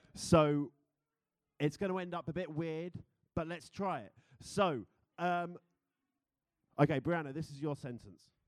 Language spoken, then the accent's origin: English; United Kingdom; accent: British; now in United States; being a Brit in America